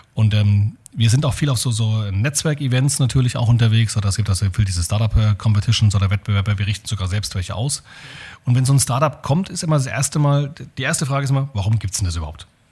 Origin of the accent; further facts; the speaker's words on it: Germany; als Deutsche